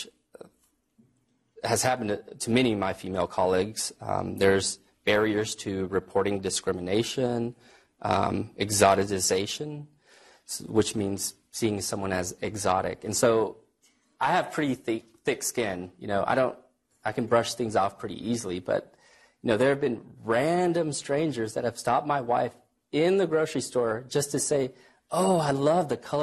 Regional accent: Texas, United States; moved away; I'm from Texas.

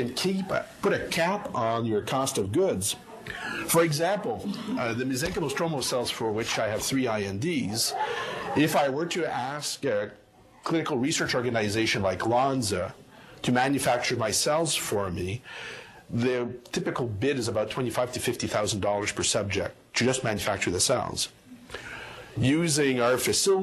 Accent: Canada; moved away as an adult; also born or lived in Montreal, Canada; now in Atlanta, United States; as a Canadian

